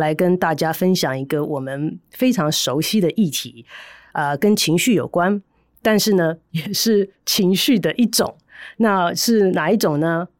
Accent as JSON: {"language": "Chinese", "country": "Taiwan", "said": "我们台湾人应该更了解这一点，因为我们那么喜欢吃剉冰"}